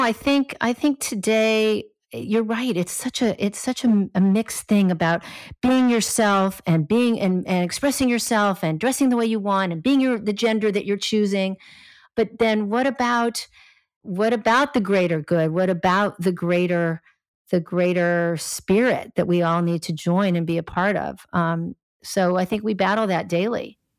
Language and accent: English; Los Angeles, California, United States; I grew up in Los Angeles